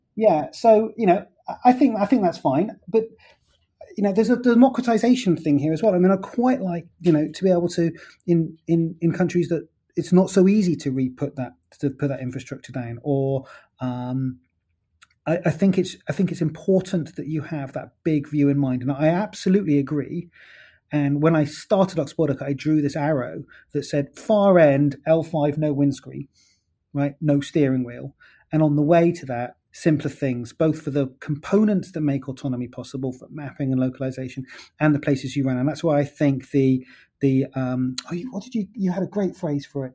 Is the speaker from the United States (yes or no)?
no; United Kingdom; I'm British